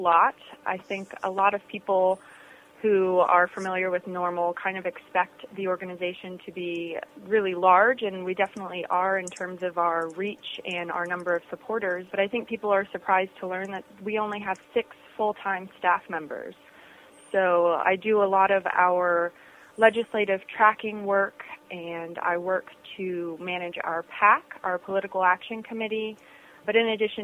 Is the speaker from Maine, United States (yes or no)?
no; Florida, United States; I am from Florida